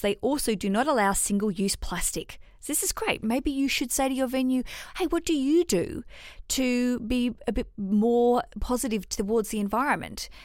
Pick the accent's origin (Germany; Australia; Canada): Australia; Hobart, Tasmania; I grew up in Tasmania in Hobart